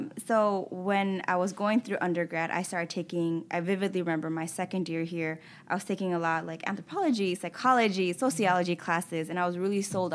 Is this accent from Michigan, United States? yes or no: yes; Hamtramck, Michigan, United States; I grew up in Hamtramck